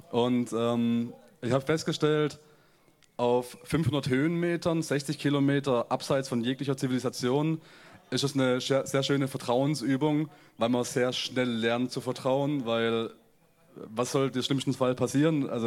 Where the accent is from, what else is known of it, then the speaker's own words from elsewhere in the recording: Germany; ich finde gerade als, äh, als Deutscher ist immer ein, ein ganz nettes Phänomen, so ganz tief in äh, die Kultur von einem anderen Land einzutauchen.